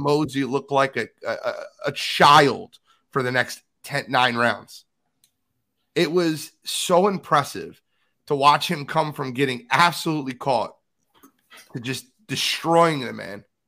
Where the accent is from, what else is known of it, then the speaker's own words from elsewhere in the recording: Philadelphia, Pennsylvania, United States; I'm from Philly